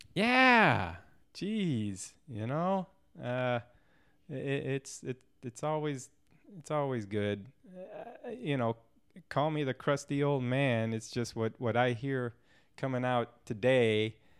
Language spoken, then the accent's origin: English; St. Louis, Missouri, United States; I was born and raised in Saint Louis, Missouri